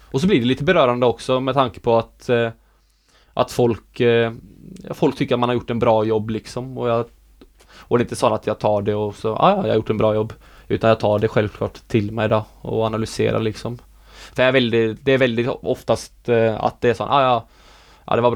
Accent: Sweden; born there; jag ville representera det landet som jag är född i liksom. Utan jag vill inte representera Norge för jag är ju inte norsk.

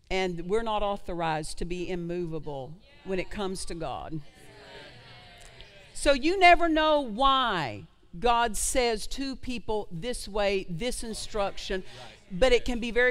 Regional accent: Oklahoma, United States; I'm from Oklahoma.

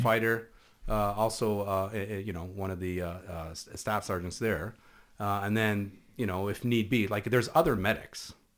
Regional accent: near the Lebanese border, Northern District, Israel; first language Hebrew; English is a second language; moved away as an adult; also born or lived in Canada; now in Toronto, Canada; where I grew up was right on the Lebanese border, literally three hundred meters from the Lebanese border.

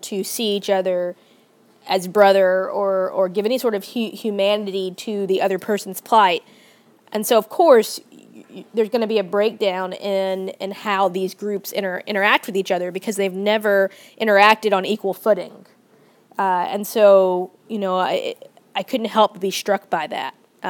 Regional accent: the South, United States; growing up in the South

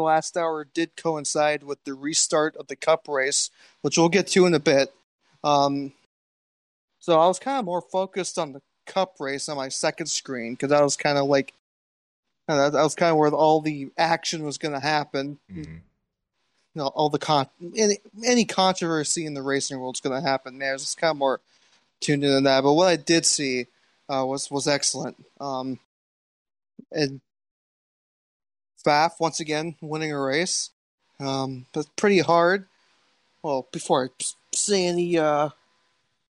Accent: United States; I'm American.

